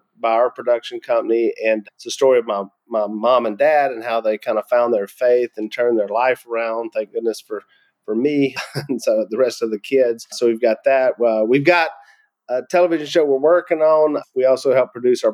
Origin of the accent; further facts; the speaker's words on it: Louisiana, United States; I'm from Louisiana